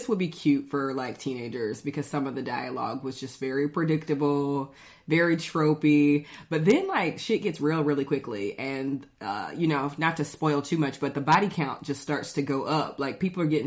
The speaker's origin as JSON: {"language": "English", "town": "Athens", "region": "Georgia", "country": "United States", "said": "I'm from Athens, Georgia"}